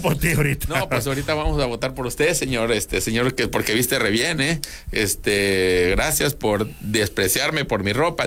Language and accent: Spanish; Mexico; cuando tú, como mexicano